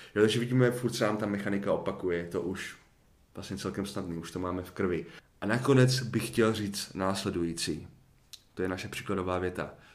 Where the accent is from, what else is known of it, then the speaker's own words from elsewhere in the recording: Czechia; já jako Čech